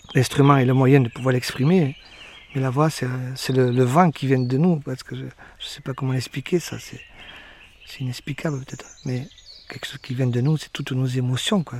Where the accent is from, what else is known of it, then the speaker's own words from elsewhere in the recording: Béarn, Nouvelle-Aquitaine, France; dans ma langue de chez moi, dans le Béarnais